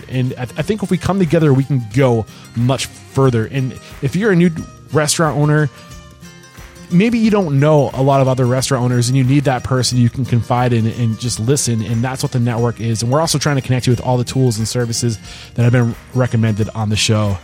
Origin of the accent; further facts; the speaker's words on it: New Hampshire, United States; I grew up in New Hampshire where there wasn't a lot of diversity